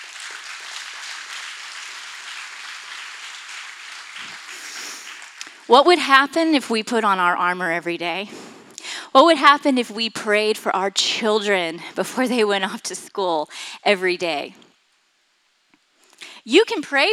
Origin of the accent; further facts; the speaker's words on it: Florida, United States; I grew up in Florida